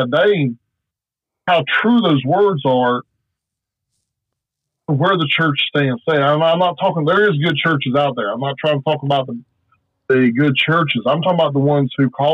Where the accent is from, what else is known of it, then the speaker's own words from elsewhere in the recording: South Alabama, United States; I'm from South Alabama. We have certain dialects of how we talk down here